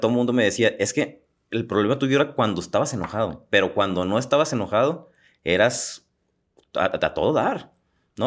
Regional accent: Los Mochis, Sinaloa, Mexico; moved away; me fui a la ciudad de los mochis, de donde yo soy

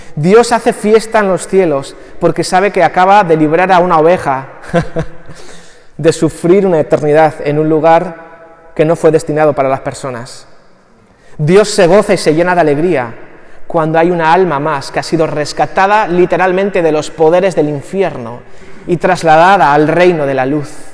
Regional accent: Barakaldo, Basque Country, Spain; todo conciudadano de Baracaldo

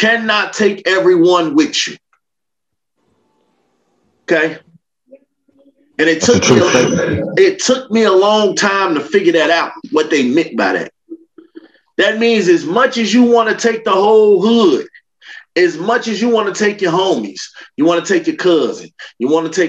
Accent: Chicago, Illinois, United States; I'm from Chicago. It's very real. Like, Chicago people, they hate to see the next person come up.

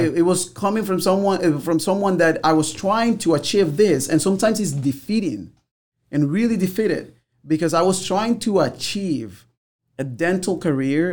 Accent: Havana, Cuba; also born or lived in Santiago de Cuba; now in United States; in Havana, growing up

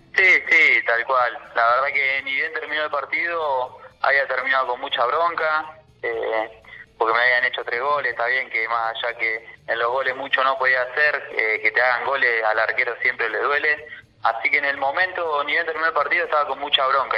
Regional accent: Tandil, Buenos Aires Province, Argentina; also born or lived in Junín; yo arranqué acá en Independiente Tandil, soy de Tandil, arranqué, hice eh, Babi, fútbol infantil, fútbol menor y primera división

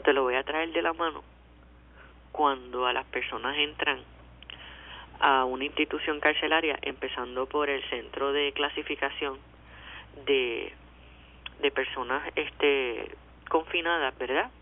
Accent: Puerto Rico; Yo no quiero seguir siendo una mera puertorriqueña

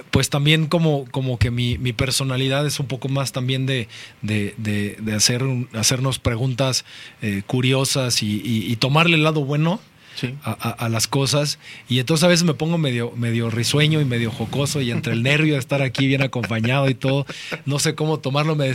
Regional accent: Mexico City, Mexico; soy mexicano, me gustan los tacos, me gusta, me gusta el mole. Nacido aquí en la Ciudad de México

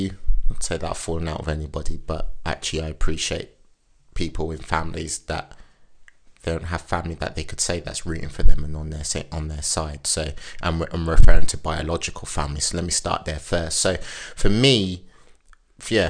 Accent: Wellingborough, East Midlands, United Kingdom; moved away as an adult; also born or lived in London; now in Winchester, United Kingdom; for the majority of my life, I've grown up in Northamptonshire

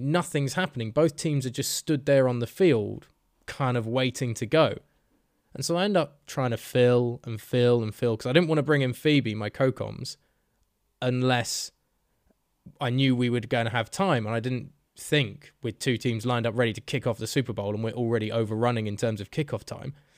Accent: Bedford, East of England, United Kingdom; accent: Bedford; there were two people in that bar who recognized my accent because they were from bloody Bedford

